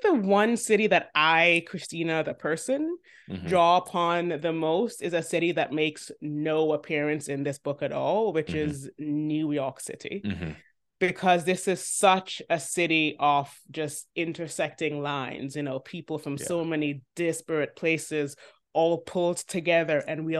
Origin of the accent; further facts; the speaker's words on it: Jamaica; the soil from which the bud first sprouted is Jamaica.